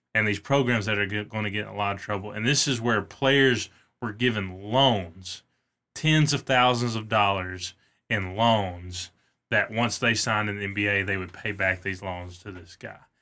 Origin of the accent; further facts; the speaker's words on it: North Alabama, United States; We're from North Alabama